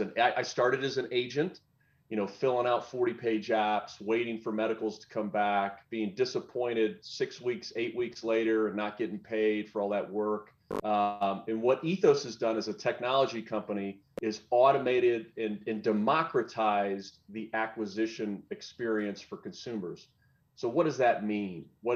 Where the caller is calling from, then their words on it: Denver, Colorado, United States; Yeah, physically, I'm in Denver. It's pretty early here